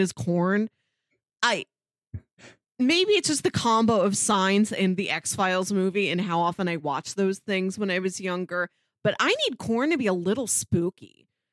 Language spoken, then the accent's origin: English; Midwest, United States; as a Midwesterner